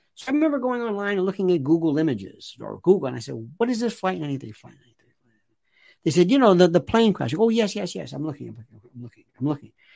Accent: New York City, New York, United States; I'm a New Yorker

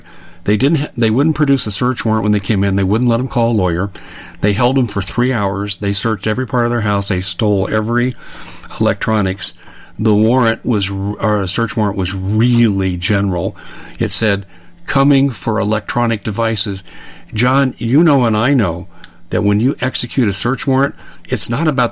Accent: Colorado, United States; I'm from Colorado, so I'm familiar with the school districts

